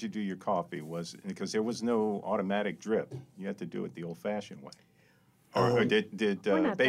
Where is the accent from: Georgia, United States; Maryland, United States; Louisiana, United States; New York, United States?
Louisiana, United States; Lafayette; growing up in Lafayette